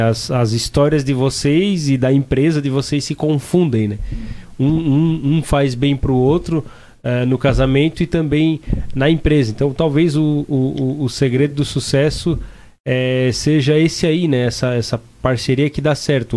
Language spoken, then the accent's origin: Portuguese; Timbó, Santa Catarina, Brazil; lá na minha cidade, lá em Timbó